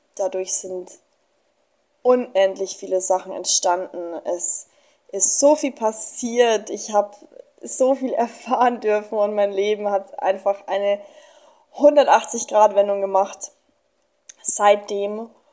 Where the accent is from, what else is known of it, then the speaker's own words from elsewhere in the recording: Germany; moved away as an adult; now in Mexico; ich komme aus Deutschland. Ich bin 24 Jahre alt und bin vor paar Monaten